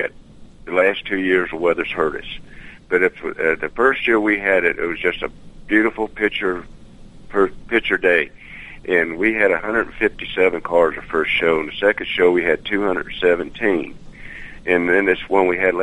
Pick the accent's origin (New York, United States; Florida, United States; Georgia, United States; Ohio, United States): Ohio, United States; Cincinnati; moved away as an adult; now in Kentucky, United States; I was born and raised up in the Cincinnati area